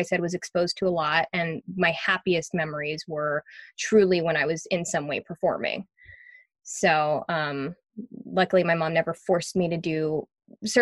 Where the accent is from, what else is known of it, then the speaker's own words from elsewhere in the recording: Montreal, Quebec, Canada; moved away; I grew up in Montreal, and I had a very interesting upbringing